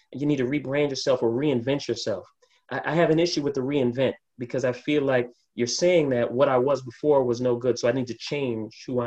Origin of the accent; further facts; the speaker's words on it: New York City, New York, United States; I'm born and raised in New York.